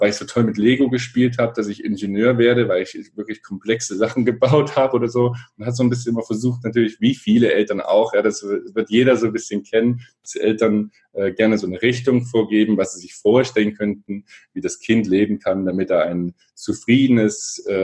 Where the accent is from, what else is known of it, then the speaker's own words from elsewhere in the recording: Erfurt, Thuringia, Germany; ich komme aus Erfurt, bin mit meinem Bruder da zusammen aufgewachsen, er ist vier Jahre älter.